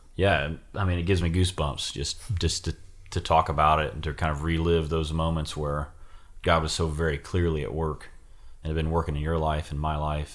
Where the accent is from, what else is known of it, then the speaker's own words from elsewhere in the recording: Ohio, United States; moved away as an adult; I joined the Army to get out of Ohio